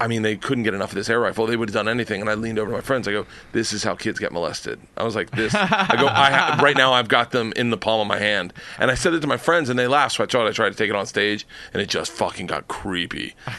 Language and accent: English; Tampa, Florida, United States; I grew up in the South.